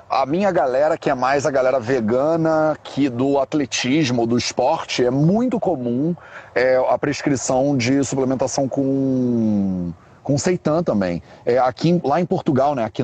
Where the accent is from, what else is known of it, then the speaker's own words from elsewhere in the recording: Rio de Janeiro, Brazil; accent: carioca; Eu sou bem carioca.